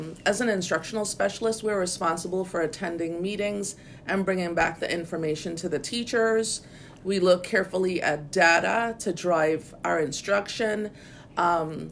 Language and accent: English; St. Croix, U.S. Virgin Islands; I know I'm from St. Croix. I know I'm a Croosian, a proud Croosian